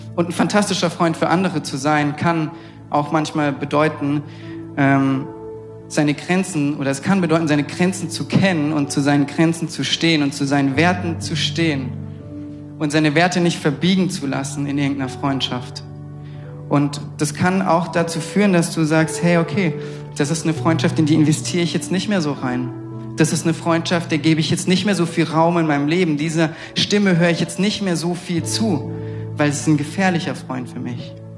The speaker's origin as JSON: {"language": "German", "region": "Southern Germany", "country": "Germany", "moved": "yes", "said": "ich komme aus Süddeutschland und immer wenn ich zu Hause bin bei meinen Eltern"}